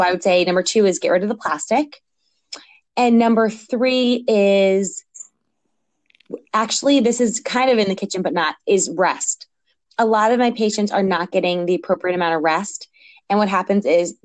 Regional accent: New York, United States; moved away as an adult; also born or lived in Philadelphia; I grew up in New York

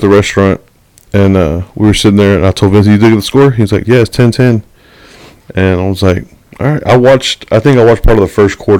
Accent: Texas, United States; We're from Texas.

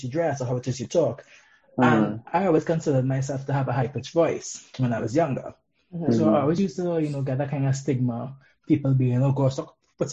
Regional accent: Trinidad & Tobago; moved away; I experienced growing up in Trinidad and Tobago

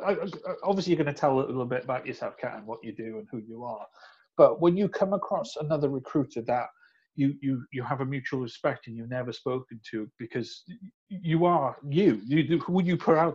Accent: Wales, United Kingdom; moved away; I'm Welsh

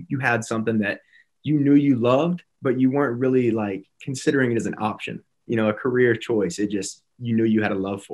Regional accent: Birmingham, Alabama, United States; also born or lived in Tuscaloosa, Alabama; my first film experience was in Birmingham, my hometown.

